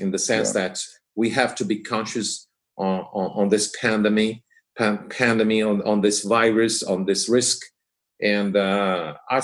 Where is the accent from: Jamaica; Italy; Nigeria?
Italy; Liguria; Our house is in another region, is at the seaside. Right. We are from Liguria